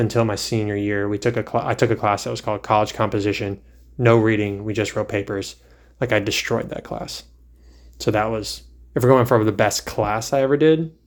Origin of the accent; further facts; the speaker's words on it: Virginia, United States; now in North Carolina, United States; I grew up in Virginia for the most part